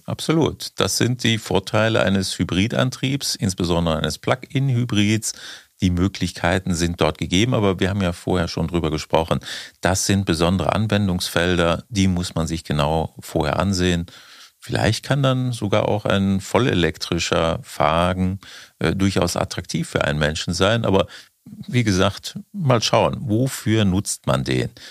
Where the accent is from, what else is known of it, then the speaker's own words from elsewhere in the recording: Germany; wir in Deutschland